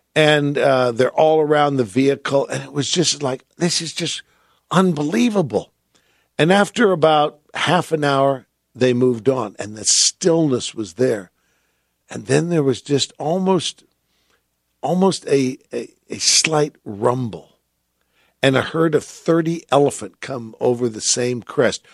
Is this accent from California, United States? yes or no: yes; San Francisco, California, United States; moved away; I grew up in San Francisco